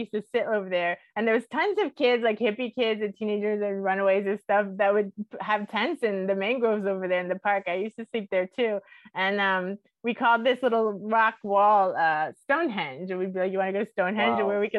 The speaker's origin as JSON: {"language": "English", "town": "Miami", "region": "Florida", "country": "United States", "said": "I'm from Miami"}